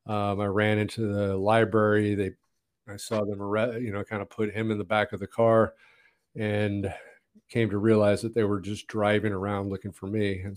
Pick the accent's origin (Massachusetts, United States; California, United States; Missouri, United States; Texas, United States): California, United States; Montebello; born there; Well, I was born in Montebello, Southern California. And, you know, we moved a lot.